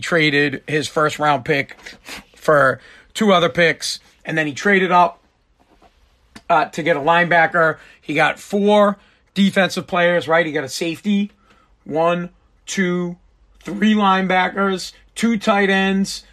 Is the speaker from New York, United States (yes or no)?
no; Boston, Massachusetts, United States; also born or lived in Revere, Massachusetts; I'm from Boston, right outside of Boston. I live in Revere